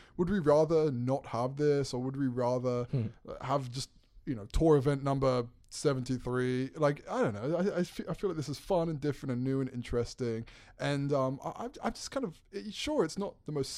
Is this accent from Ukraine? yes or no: no; England, United Kingdom; also born or lived in New York / South Carolina; Well, actually, I was born in New York, so the plot thickens. Right. Born in New York, raised in England, then South Carolina in college.